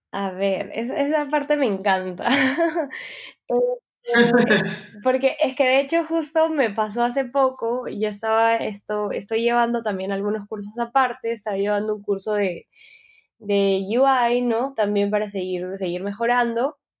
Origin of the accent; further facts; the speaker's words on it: Peru; soy peruana